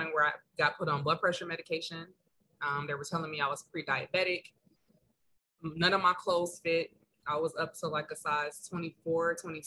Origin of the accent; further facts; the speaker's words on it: Detroit, Michigan, United States; moved away as an adult; now in Philadelphia, United States; I am originally from Detroit, Michigan, born and raised, 313. But I have been in Philadelphia for the last 4 years